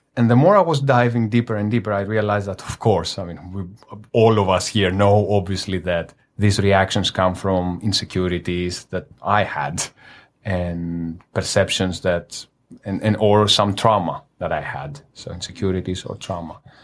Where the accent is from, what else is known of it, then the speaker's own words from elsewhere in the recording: Greece; now in Manila, Philippines; I am from Greece